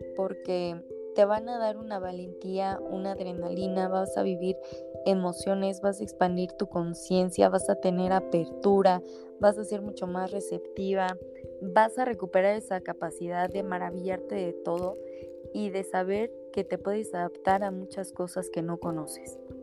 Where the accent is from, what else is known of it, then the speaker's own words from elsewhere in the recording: Mexico; como mexicanos o como latinos